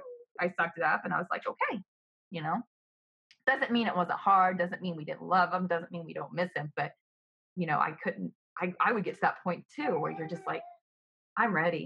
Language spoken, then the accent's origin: English; the South, United States; Absolutely. I'm from the South, baby.